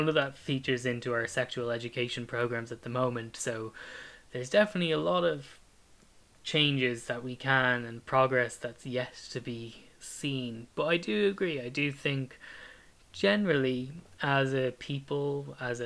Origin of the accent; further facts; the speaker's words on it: Ireland; my family home in Ireland